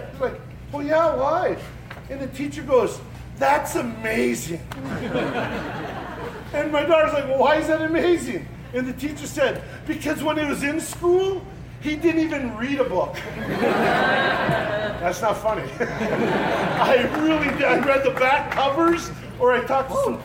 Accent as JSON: {"language": "English", "region": "Wisconsin", "country": "United States", "said": "I'm from Wisconsin"}